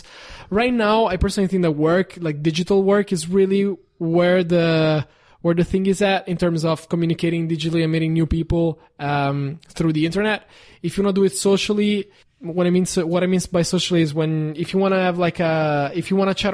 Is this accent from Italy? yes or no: yes; Italy; English is a second language; now in Los Angeles, United States